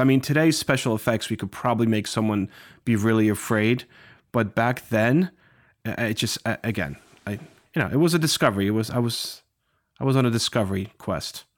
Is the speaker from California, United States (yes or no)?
no; Morristown, New Jersey, United States; growing up in this area and, you know, just my neighborhood, everywhere you look, you see George Washington was here